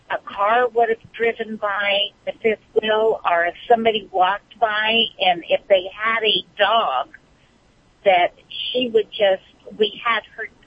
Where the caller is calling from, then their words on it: Bakersfield, California, United States; Uh, Bakersfield, California.